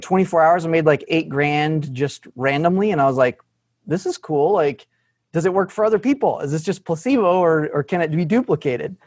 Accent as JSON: {"language": "English", "region": "Arkansas", "country": "United States", "said": "I was from Arkansas"}